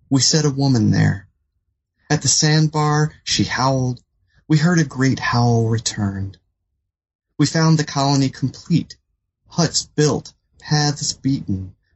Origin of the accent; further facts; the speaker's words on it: North Carolina, United States; also born or lived in Washington, D.C.; I grew up in North Carolina and in the Washington, D.C. area. My family sort of bounced around uh, in those areas. So, I was you know, at a young age, I was a southern kid moving into an urban setting